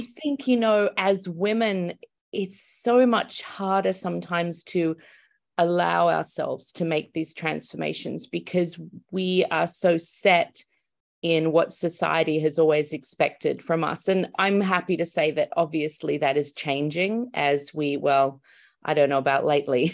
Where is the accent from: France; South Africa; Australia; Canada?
Australia; moved away as an adult; now in Los Angeles, United States; I'm Australian